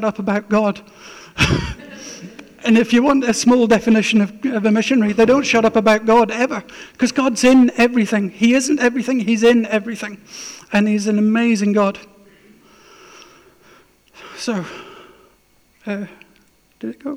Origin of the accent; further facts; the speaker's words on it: Scotland, United Kingdom; also born or lived in Arctic Norway; now in Norway; I'm a Scot